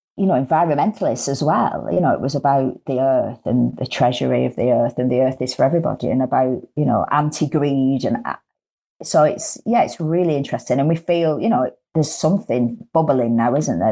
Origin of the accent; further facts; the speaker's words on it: the north of England, United Kingdom; accent: northern; I'm northern